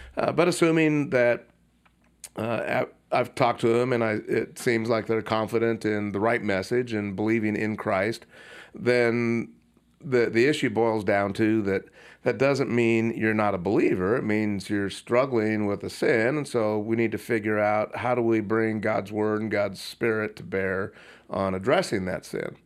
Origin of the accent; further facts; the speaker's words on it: Puyallup, Washington, United States; my hometown of Puyallup, Washington